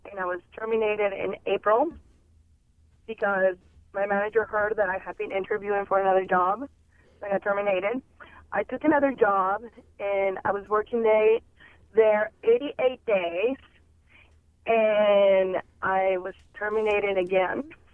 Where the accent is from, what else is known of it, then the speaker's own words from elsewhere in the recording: United States; as any American, I have to work for a living.